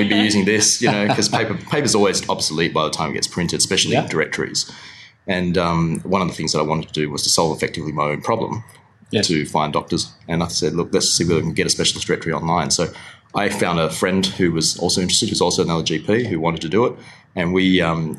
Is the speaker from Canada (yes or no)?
no; Perth, Western Australia, Australia; also born or lived in Kuala Lumpur, Malaysia; I've got family there, but I grew up in Perth for sure